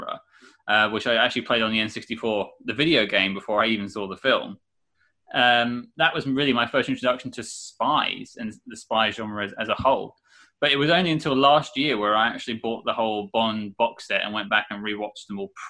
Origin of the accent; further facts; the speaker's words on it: United Kingdom; I am British